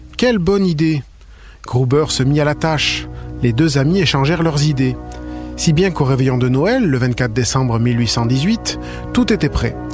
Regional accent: Quebec, Canada; chez nous au Québec

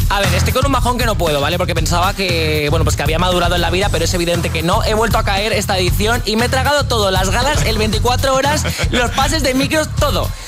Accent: Pamplona, Navarre, Spain; ¿Qué me estás contando si yo soy de Pamplona?

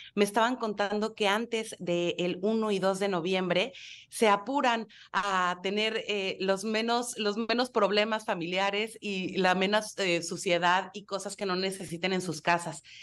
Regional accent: Mexico; como mexicanos

